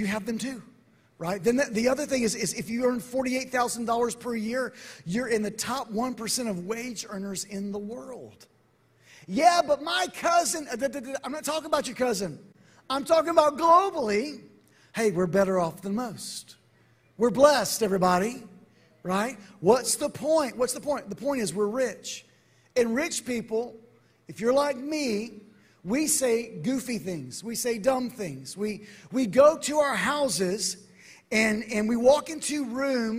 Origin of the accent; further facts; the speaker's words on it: Atlanta, Georgia, United States; I'm from Atlanta